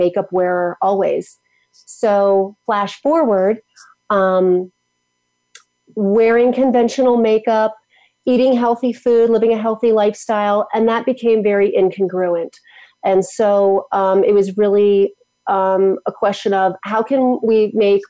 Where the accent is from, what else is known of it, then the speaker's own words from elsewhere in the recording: United States; I grew up in Washington